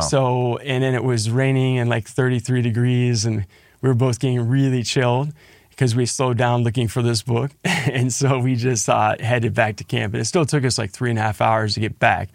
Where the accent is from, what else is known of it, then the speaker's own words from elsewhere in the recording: Cincinnati, Ohio, United States; it's great to share that same hometown